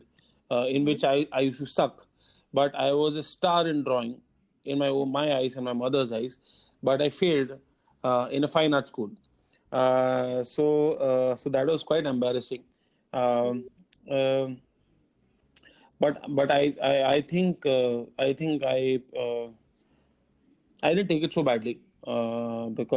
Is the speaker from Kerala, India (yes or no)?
yes; Kerala, India; moved away; also born or lived in Mumbai; I am born and brought up in Kerala. So, I mean, we lived in Kerala for a long, long time. And then we had shifted to Bombay in 2000